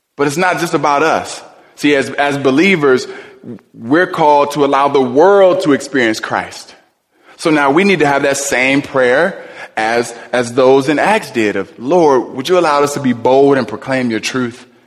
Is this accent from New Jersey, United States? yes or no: no; Cleveland, Ohio, United States; when I was young, I was raised in Cleveland.